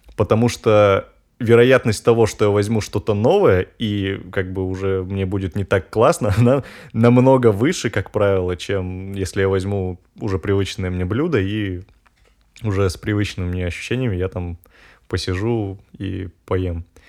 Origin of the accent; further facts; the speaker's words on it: Urals, Russia; А я сам с Урала, и получается, зимы там такие, ну, по, посуровее, чем, э, в центральной России